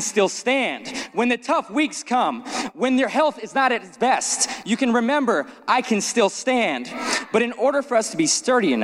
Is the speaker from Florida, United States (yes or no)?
no; Las Vegas, Nevada, United States; growing up in Las Vegas